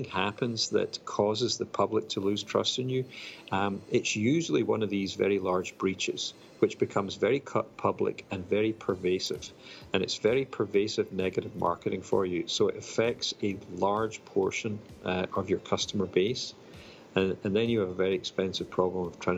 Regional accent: Glasgow, Scotland, United Kingdom; now in Raleigh, United States; I grew up in Glasgow, in Scotland, in the U.K.

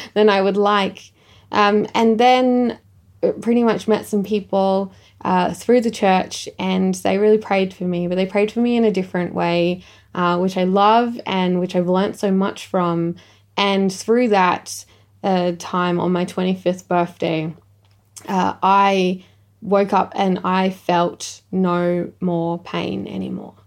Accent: Echunga, South Australia, Australia; I'm from Ichanga

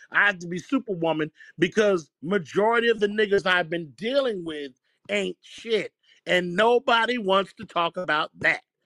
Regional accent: New Jersey, United States; I'm from Jersey

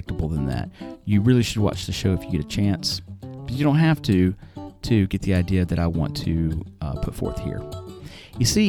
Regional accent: United States

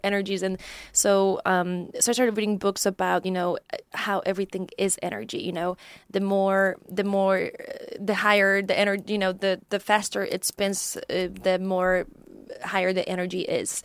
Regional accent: Poland; moved away; also born or lived in Chicago; I'm originally from Poland, and mm-hmm. um. Um, that's where I grew up

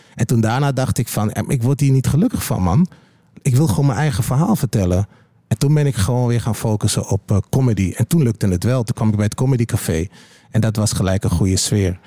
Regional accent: Twente, Overijssel, Netherlands; Ik kom natuurlijk uit Twente

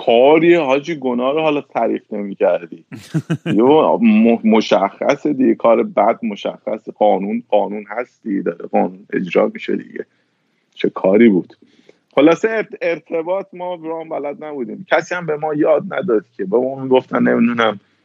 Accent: Iran; now in United States; من وقتی از ایران اومدم بیرون اومدم آمریکا

